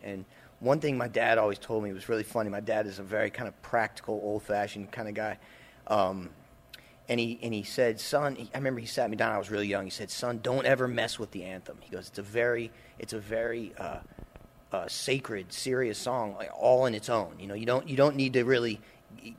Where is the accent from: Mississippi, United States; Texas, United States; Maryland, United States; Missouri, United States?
Missouri, United States; St. Louis; now in New Orleans, United States; Sean and I grew up in St. Louis